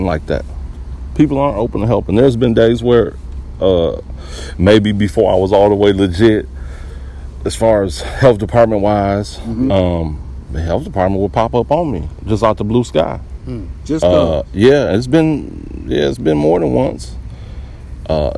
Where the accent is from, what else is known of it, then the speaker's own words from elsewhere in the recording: Kankakee, Illinois, United States; because I'm from Kankakee